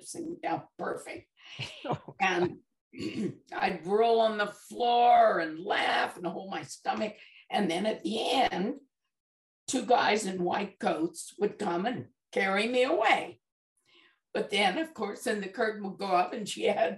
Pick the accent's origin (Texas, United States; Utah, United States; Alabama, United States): Utah, United States; Bountiful; moved away; we're from Utah, and our church, they have what they call, we lived in a little community called Bountiful